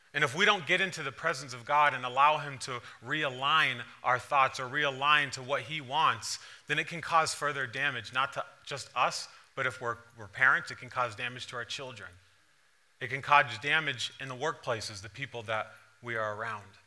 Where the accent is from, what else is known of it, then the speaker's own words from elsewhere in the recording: East Longmeadow, Massachusetts, United States; moved away; also born or lived in Providence, Rhode Island; growing up in East Long Meadow